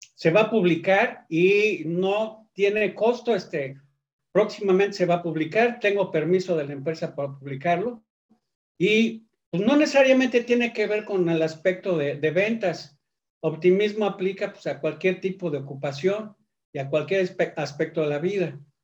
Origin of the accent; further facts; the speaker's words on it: Mexico; also born or lived in Akron, Ohio, United States; nací en México, eh, a los 18 años tuve que decidir entre la nacionalidad y seleccionar la mexicana